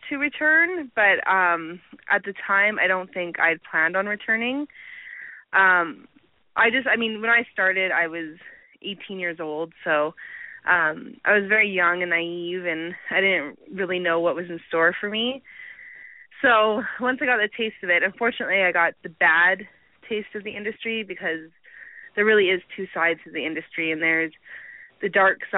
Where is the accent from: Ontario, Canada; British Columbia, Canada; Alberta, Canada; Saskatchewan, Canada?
Alberta, Canada; Um, I'm from Canada.